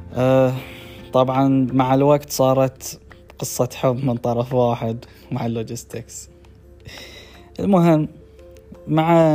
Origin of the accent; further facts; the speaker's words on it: Bahrain; من البحرين